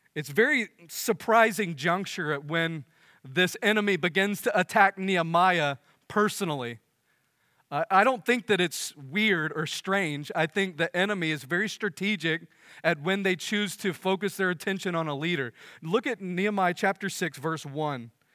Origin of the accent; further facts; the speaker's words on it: United States; as American